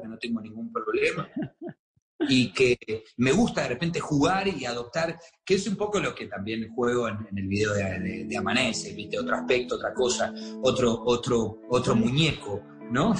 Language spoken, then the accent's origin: Spanish; Argentina; now in Miami, United States